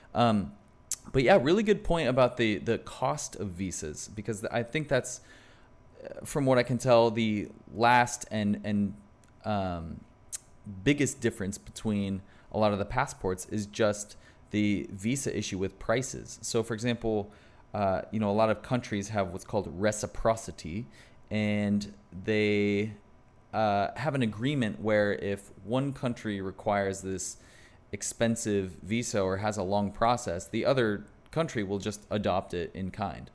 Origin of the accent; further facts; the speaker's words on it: United States; as an American